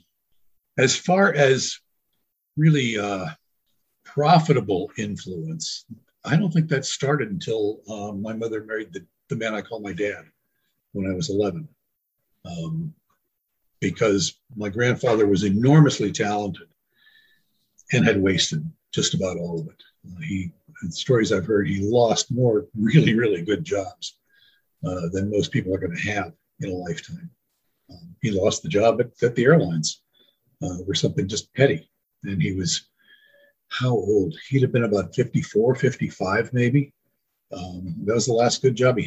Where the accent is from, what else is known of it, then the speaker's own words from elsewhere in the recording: San Francisco, California, United States; now in Mesa, United States; born and raised in San Francisco